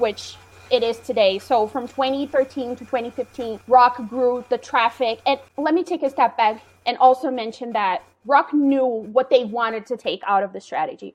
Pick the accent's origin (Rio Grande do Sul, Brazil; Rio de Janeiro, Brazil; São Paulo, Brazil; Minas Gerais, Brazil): Minas Gerais, Brazil; Belo Horizonte; I currently live in Belo Horizonte. It's my hometown.